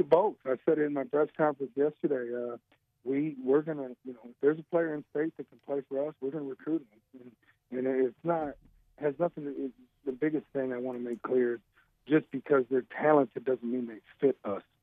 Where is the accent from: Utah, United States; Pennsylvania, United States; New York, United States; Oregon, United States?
New York, United States; Western; moved away as an adult; also born or lived in Bolivar, New York / Jamestown, New York; now in Jonesboro, United States; born and raised in Western New York, um, uh, suburbs of Buffalo, um, Bolivar, New York, where I was, I was raised till seventh grade, and the family relocated to Jamestown, New York